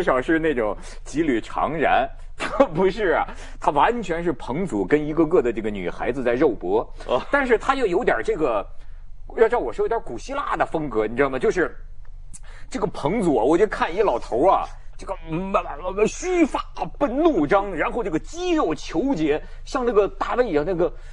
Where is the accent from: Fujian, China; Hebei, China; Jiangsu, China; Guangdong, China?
Hebei, China; 我河北人呢